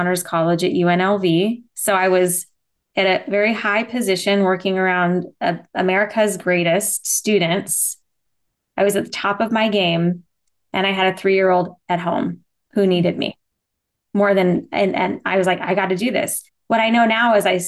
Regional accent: Las Vegas, Nevada, United States; also born or lived in Henderson, Nevada; I was born and raised in Vegas, and I live in Henderson, so outside of Vegas, but still a Vegas kid

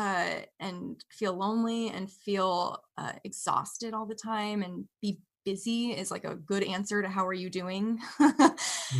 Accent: Bay Area, California, United States; also born or lived in Washington; now in Wisconsin, United States; I grew up in the Bay Area, California

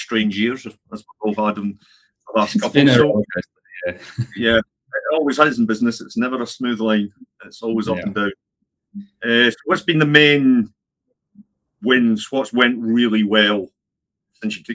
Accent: Scotland, United Kingdom; I'm Scottish

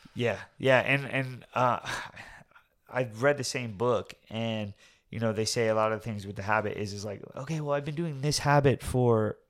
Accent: Orlando, Florida, United States; we grew up over there in Avalon, Timber Creek

